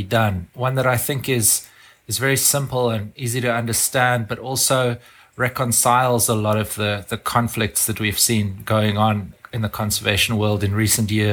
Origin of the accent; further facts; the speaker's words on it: South Africa; I grew up in South Africa